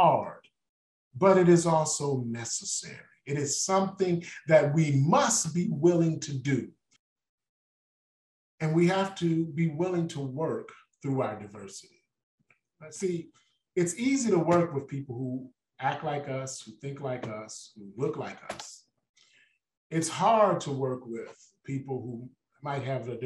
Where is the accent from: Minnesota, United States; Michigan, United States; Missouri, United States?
Michigan, United States; Detroit; I was born and raised in Detroit, Michigan.